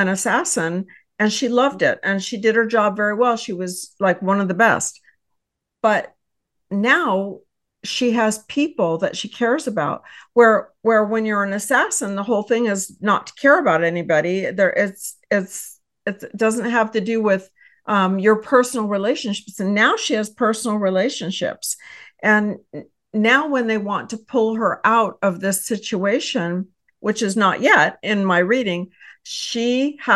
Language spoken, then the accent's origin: English; Texas, United States; I hail from Texas